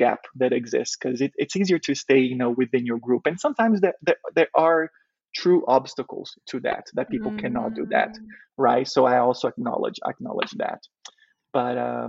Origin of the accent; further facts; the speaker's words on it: Brazil; English is a second language; now in United States; growing up in Brazil, you know, it's a very diverse country